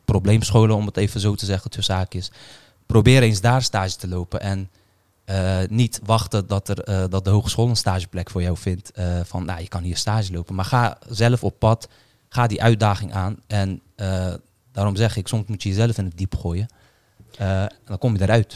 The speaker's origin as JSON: {"language": "Dutch", "country": "Netherlands", "tie": "born or raised there", "said": "Ik ben opgegroeid in Kreuzwijk, eh, geboren in Kreuzwijk."}